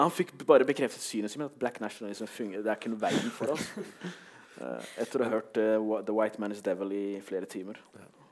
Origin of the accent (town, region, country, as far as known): Norway